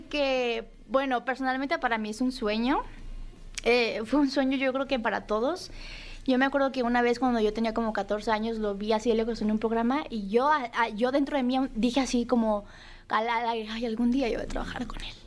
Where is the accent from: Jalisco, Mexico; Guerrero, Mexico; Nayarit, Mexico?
Nayarit, Mexico; Yo soy Nayarit, yo soy Nayarita